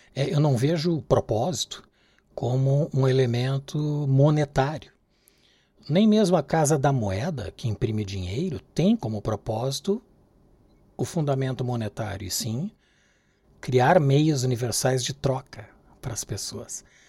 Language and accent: Portuguese; Brazil; mim que sou brasileiro